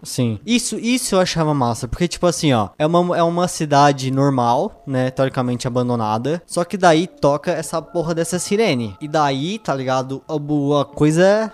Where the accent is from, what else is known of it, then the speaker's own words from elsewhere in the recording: Brazil; A gente é brasileiro